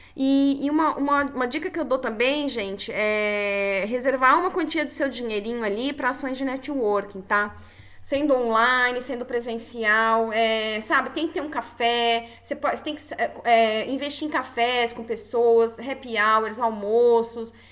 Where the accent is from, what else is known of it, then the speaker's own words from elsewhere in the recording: São Paulo, Brazil; now in Florianópolis, Brazil; Eu sou uma forasteira, sou de São Paulo, então eu cheguei aqui em Floripa